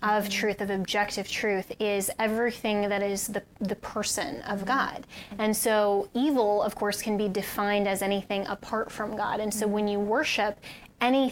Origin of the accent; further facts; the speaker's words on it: Colorado, United States; my home state of Colorado